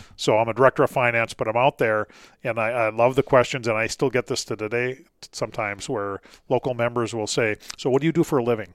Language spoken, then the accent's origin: English; Duluth, Minnesota, United States; growing up in Duluth, Minnesota